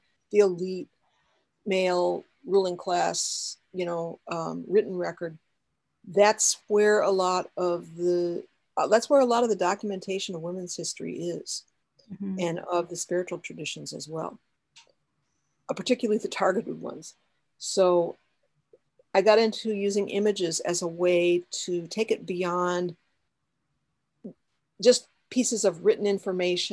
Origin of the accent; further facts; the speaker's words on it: West Chicago, Illinois, United States; I was born in West Chicago, Illinois